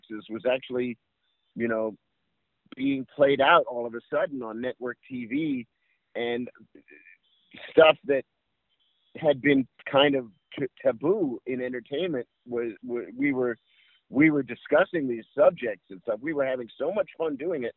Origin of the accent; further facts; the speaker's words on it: New York City, New York, United States; I grew up in New York City